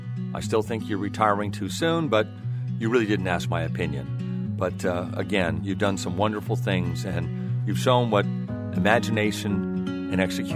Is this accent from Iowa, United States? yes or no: no; Newport Hills, Washington, United States; as a kid, I grew up in Newport Hills